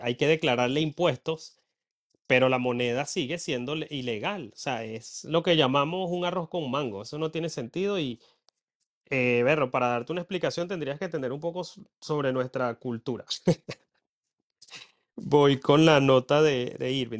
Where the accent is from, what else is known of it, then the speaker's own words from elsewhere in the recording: Venezuela; moved away as an adult; now in Ireland; yo en Venezuela recuerdo que me sentía mal porque en mi pueblo no se reciclaba